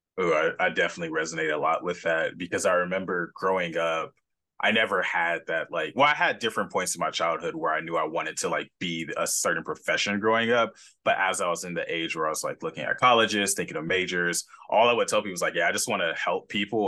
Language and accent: English; Los Angeles, California, United States; now in San Diego, United States; growing up in California